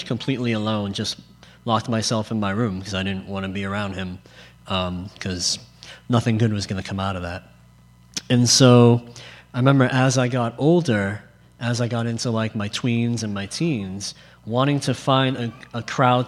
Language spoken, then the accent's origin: English; Boston, Massachusetts, United States; if I get an accent, I'm from Boston